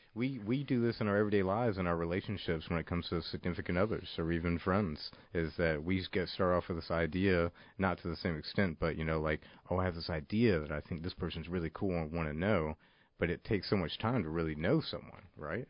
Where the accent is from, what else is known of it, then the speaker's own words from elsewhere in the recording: Pensacola, Florida, United States; I come from Pensacola, Florida